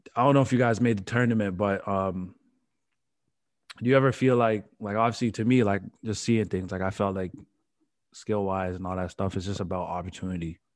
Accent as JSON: {"language": "English", "town": "Mississauga", "region": "Ontario", "country": "Canada", "tie": "born or raised there", "said": "we all grew up in the same city, Mississauga"}